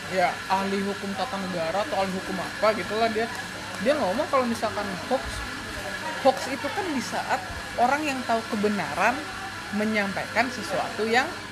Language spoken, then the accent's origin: Indonesian; Sumatra, Indonesia; moved away; gua uh, bukan orang Jawa hmm. gua orang Sumatera